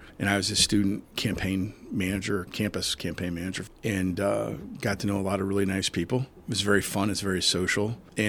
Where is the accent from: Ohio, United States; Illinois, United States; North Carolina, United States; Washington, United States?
Illinois, United States; Jacksonville; also born or lived in Springfield; I remember as a little kid growing up in Jacksonville and then as a really little kid and then over in the West Side State and then in Springfield